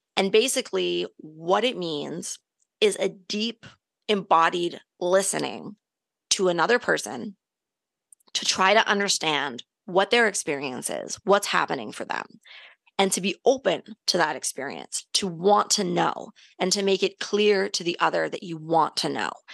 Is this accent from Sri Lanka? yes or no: no; Canada; we're Canadian